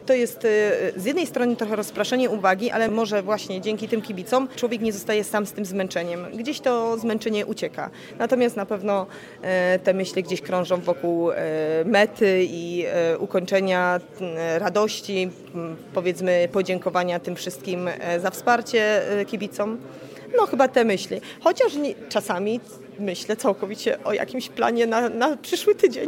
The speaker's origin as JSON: {"language": "Polish", "town": "Jaworzno", "region": "Silesian Voivodeship", "country": "Poland", "said": "Jestem z Jaworzna"}